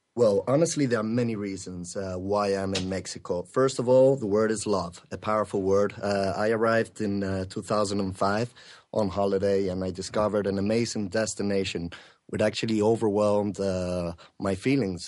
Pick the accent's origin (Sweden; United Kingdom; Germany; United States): United Kingdom; England; moved away as an adult; now in Spain; I'm from Spain, well, England originally. I'm living there for the last ten years